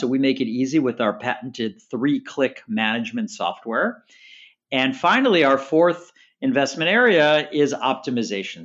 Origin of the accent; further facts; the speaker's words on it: Chicago, Illinois, United States; now in Staten Island, New York, United States; I'm originally from Chicago